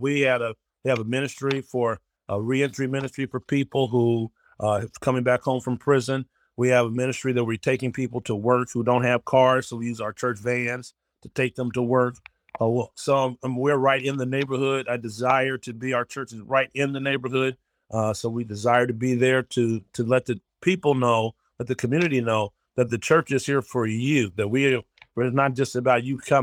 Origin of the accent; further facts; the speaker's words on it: Denver, Colorado, United States; now in Cleveland, United States; the church I grew up in now in Denver, Colorado